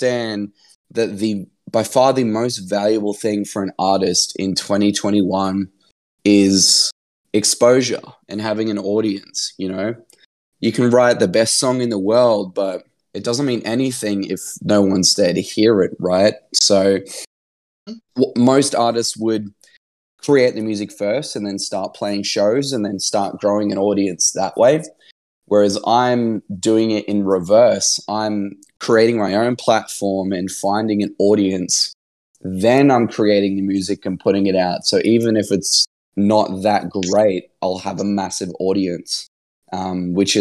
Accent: Brisbane, Queensland, Australia; my hometown, Brisbane, Australia

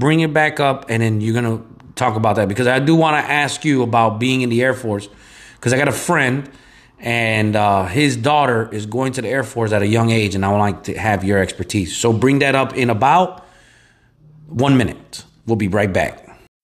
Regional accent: Chicago, Illinois, United States; I grew up in Chicago

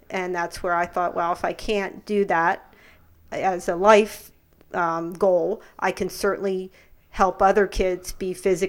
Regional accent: Lancaster County, Pennsylvania, United States; I'm from Lancaster County. So, no, we are not. We're Pennsylvania Dutch, but no Amish.

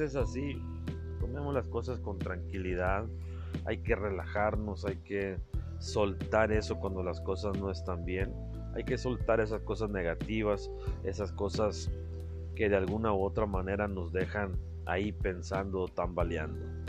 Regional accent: Carbó, Sonora, Mexico; desde mi pueblo, desde mis raíces, desde Carbo Sonora

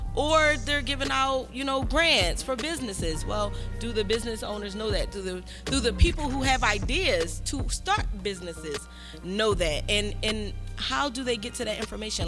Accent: Philadelphia, Pennsylvania, United States; I'm from Philadelphia. You know, I'm Philadelphia native, born and raised

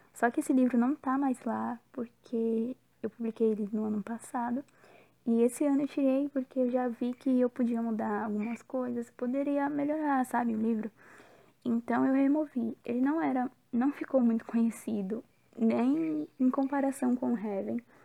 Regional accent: Brazil; now in Bahia, Brazil; Tô morando na Bahia, mas eu sou natural de São Paulo

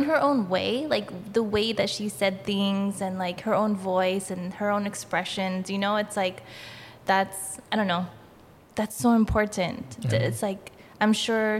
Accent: Pahala, Hawaii, United States; I grew up in Pahala, like, and I graduated from Kau High School

